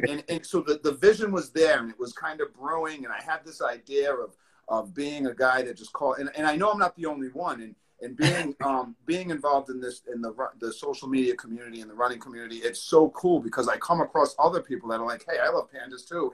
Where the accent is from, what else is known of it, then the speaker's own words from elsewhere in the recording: East Providence, Rhode Island, United States; Providence, Rhode Island, East Providence, Rhode Island, born and raised.